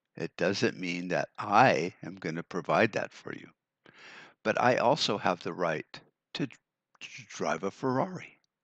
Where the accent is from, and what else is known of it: United States